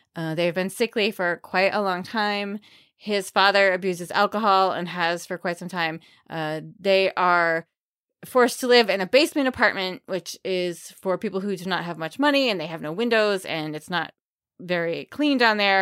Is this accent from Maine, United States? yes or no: yes; York, Maine, United States; I literally grew up across the street from York's Wild Kingdom.